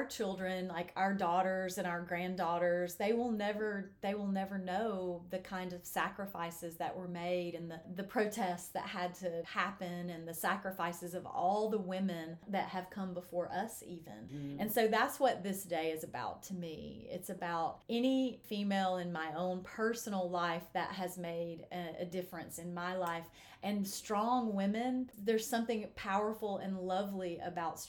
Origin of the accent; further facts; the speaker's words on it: United States; as an American woman